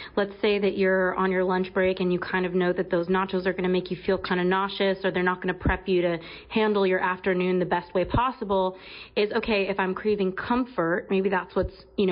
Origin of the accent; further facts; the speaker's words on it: Los Angeles, California, United States; I grew up in Los Angeles